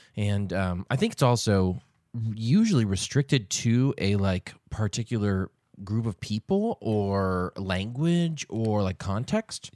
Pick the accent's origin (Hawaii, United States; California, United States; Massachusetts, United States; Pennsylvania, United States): Massachusetts, United States; Boston; when I was growing up in the Boston area